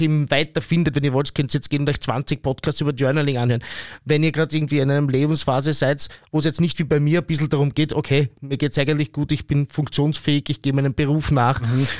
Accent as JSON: {"language": "German", "region": "Vienna", "country": "Austria", "said": "wir schon als Wiener oder als Österreicherinnen und Österreicher, Wienerinnen und Wiener"}